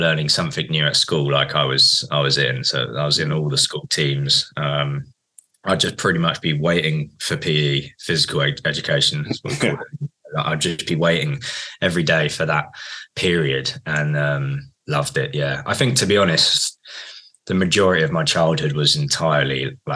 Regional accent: Guildford, South East England, United Kingdom; I grew up in Guildford

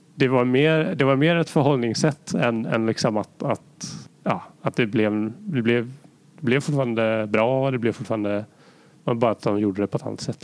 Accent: Sweden; som svensk

